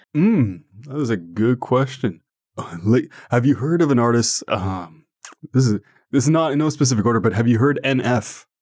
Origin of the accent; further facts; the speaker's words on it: Ottawa, Ontario, Canada; first language French; English is a second language; I'm from Canada, and more specifically Ottawa